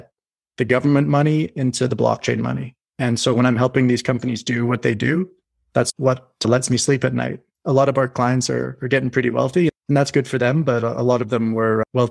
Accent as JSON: {"language": "English", "country": "Canada", "said": "I'm Canadian."}